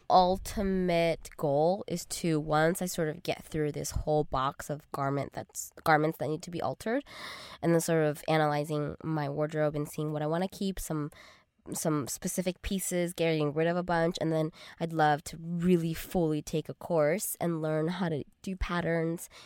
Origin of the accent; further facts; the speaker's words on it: Arcadia, California, United States; growing up in Arcadia